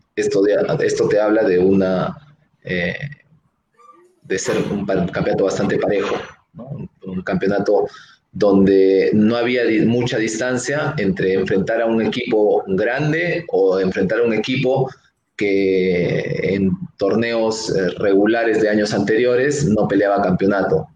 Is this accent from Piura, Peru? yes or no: no; Arequipa, Peru; yo soy un arequipeño